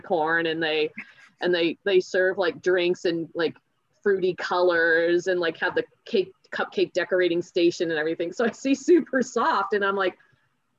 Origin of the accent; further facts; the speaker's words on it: United States; I grew up in the States